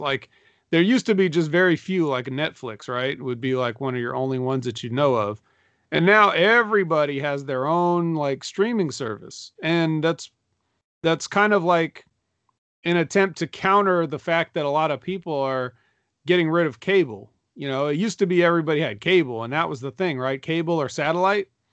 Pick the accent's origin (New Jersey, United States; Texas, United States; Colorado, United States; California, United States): California, United States; Sacramento; I'm from Sacramento, too